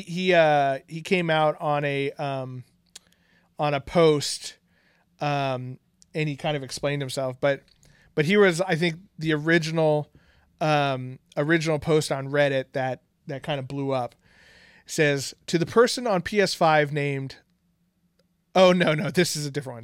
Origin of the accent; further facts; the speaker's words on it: Bay Area, California, United States; we've lived in the Bay Area our whole entire lives